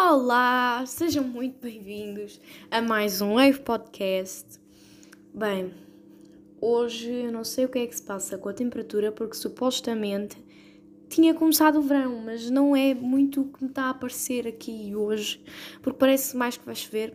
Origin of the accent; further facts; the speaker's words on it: Portugal; somos tugas